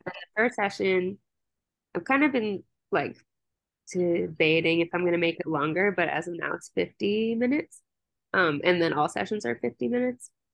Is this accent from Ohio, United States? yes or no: no; Maryland, United States; moved away as an adult; now in Colorado, United States; I'm from Maryland, and then I moved out here for undergrad